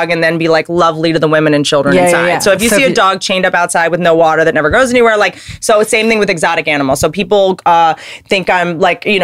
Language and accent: English; the South, United States; I spent a lot of time growing up in the South